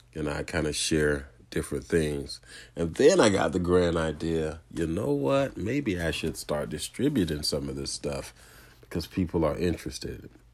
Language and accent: English; Tampa, Florida, United States; I grew up in the Tampa Bay area playing youth football and high school football